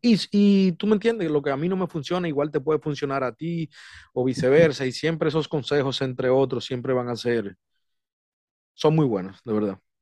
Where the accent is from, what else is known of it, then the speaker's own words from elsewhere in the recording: Dominican Republic; now in United States; soy de República Dominicana, eh, residiendo aquí en los Estados Unidos